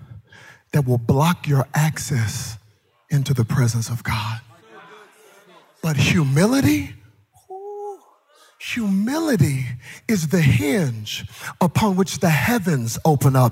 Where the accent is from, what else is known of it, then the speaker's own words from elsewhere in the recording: Texas, United States; I'm from Texas